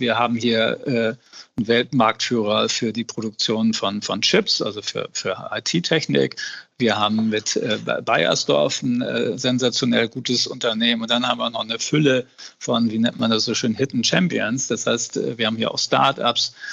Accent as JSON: {"language": "German", "region": "Hamburg", "country": "Germany", "said": "als Hamburger, äh, das haben wir beide so verstanden, wir sind Abgeordnete unserer Stadt"}